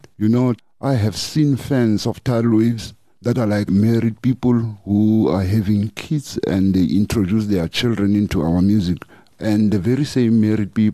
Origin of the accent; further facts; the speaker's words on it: North West, South Africa; moved away as an adult; now in Johannesburg, South Africa; originally we're from Northwest. And then we came to the city as a band